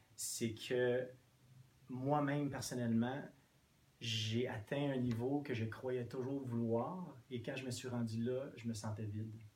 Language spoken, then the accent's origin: French; Quebec, Canada; first language English; French is a second language; étant anglophone, oui. je me suis rarement senti chez moi au Québec